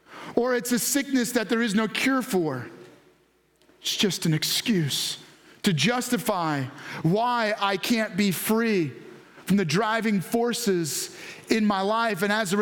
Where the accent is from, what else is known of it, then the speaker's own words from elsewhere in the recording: New York, United States; I was raised this way. I grew up in New York, so I just drive that way.